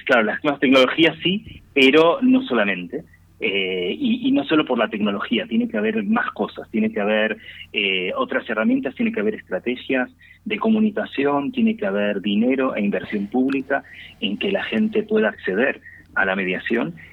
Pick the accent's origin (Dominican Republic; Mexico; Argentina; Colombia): Argentina; Buenos Aires; now in Spain; Porteños somos los que nacimos dentro de la ciudad de Buenos Aires